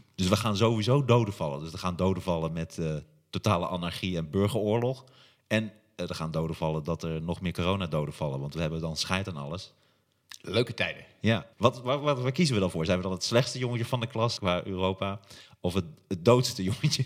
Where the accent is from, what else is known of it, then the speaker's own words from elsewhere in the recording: Hattem, Gelderland, Netherlands; moved away; Ik kom uit Hattem oorspronkelijk.